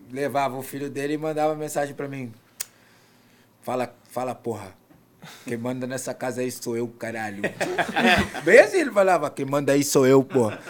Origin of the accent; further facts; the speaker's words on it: Brazil; now in France; Não, sou brasileiro naturalizado.